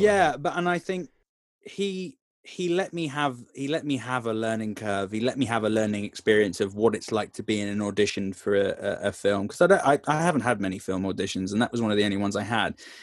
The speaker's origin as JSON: {"language": "English", "town": "Tamworth", "region": "West Midlands", "country": "United Kingdom", "tie": "born or raised there", "said": "from Cyprus back to stay in Tamworth"}